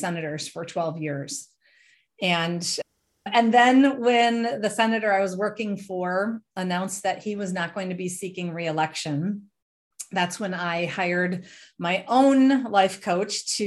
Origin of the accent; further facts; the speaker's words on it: the Twin Cities, Minnesota, United States; also born or lived in Germany; I grew up in Minnesota, in the Twin Cities and a small community